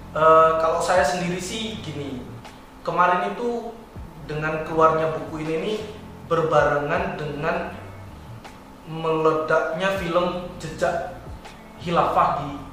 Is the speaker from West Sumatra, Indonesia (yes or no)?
no; Bima, West Nusa Tenggara, Indonesia; saya asli di dari NTB uh, eh, Bima